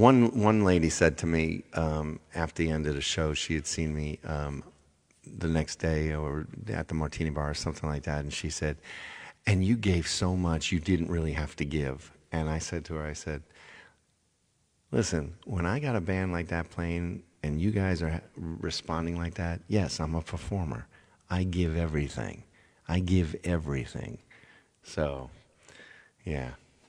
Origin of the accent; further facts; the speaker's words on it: Indiana, United States; I'm from Indiana.